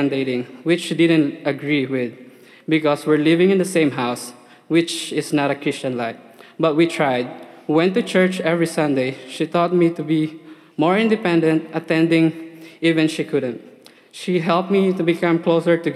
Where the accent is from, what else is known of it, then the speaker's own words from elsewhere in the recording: Philippines; moved away as an adult; now in United States; I was born in the Philippines, where I was baptized as an infant. Raised in a Catholic church, attended for 17 years